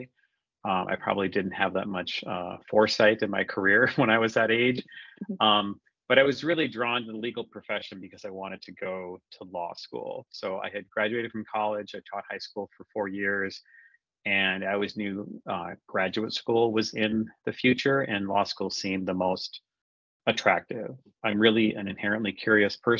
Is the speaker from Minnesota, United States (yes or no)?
yes; Minnesota, United States; also born or lived in Bay Area / Boston / Switzerland; So I'm born and raised in Minnesota, and that's actually where I'm based right now.